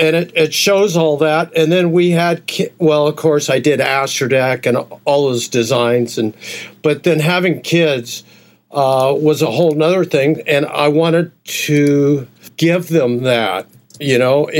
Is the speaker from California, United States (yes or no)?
yes; Huntington Beach, California, United States; I grew up in Huntington Beach